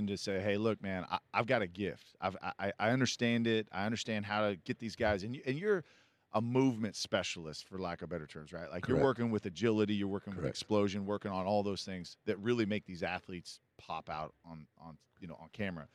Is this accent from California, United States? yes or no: yes; Vacaville, California, United States; I grew up in Vacaville, so not too far